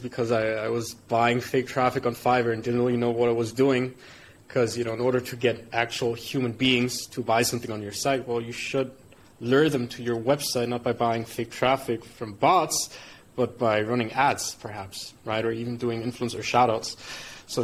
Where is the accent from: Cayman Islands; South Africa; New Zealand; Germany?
Germany; moved away as an adult; also born or lived in United Arab Emirates; now in Bali, Indonesia; born and raised in Germany, immigrated to the UAE, now living in Bali.